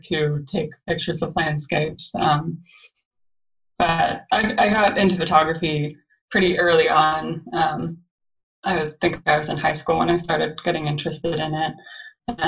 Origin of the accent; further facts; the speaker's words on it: Santa Cruz, California, United States; I grew up in Santa Cruz, California